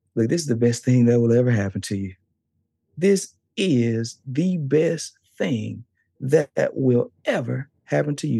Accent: the South, United States; I'm from the South. I'm from the South.

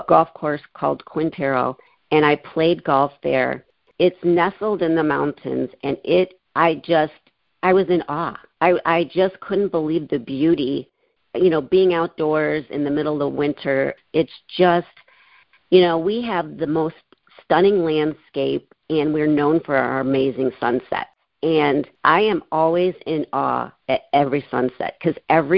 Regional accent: Midwest, United States; moved away as an adult; now in Arizona, United States; I'm originally from the Midwest, and I moved out here in 2006.

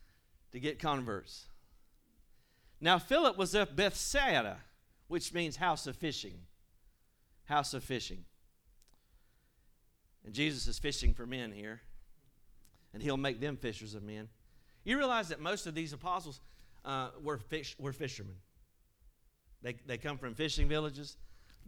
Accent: Marshville, North Carolina, United States; now in Peachland, United States; Now, I have adopted Peachland as my home. I love Peachland. But I'm from Marshville, and I went to Forest Hills.

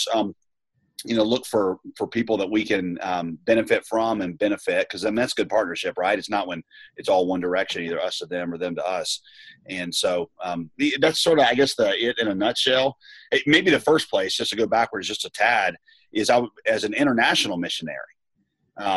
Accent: the South, United States; also born or lived in Southeast Asia; now in Raleigh, United States; I come from the South

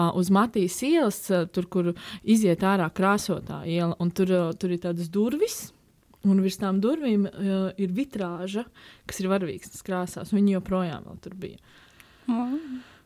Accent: Ogre, Latvia; also born or lived in Riga; pārvācāmies uh, no Rīgas dzīvot uz, uh, uz manām bērnības mājām Ogrē

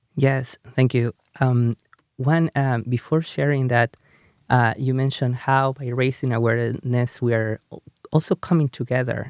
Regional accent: Peru; first language Spanish; English is a second language; moved away as an adult; now in United States; when I grew up in Peru

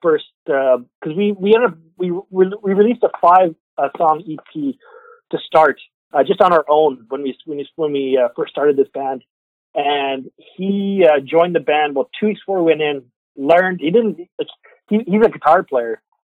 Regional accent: Alberta, Canada; moved away as an adult; now in Quebec, Canada; I come from Alberta originally

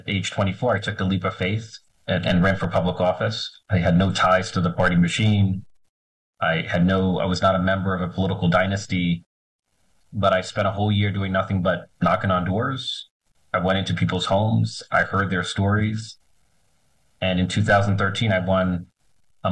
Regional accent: New York City, New York, United States; I was born and raised in the Bronx.

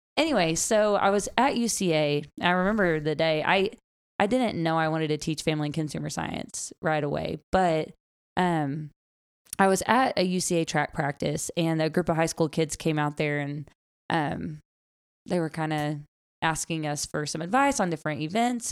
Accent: Gentry, Arkansas, United States; I grew up in Northwest Arkansas, um, Gentry

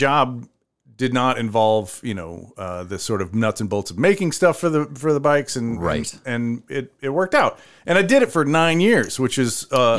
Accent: Cedar Rapids, Iowa, United States; also born or lived in Minneapolis-Saint Paul, Minnesota; now in Decorah, United States; because you know I grew up in Cedar Rapids, and it was a place... to leave

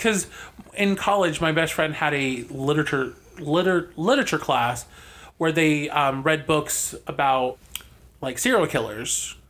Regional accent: New Jersey, United States; Technically, I'm from New Jersey.

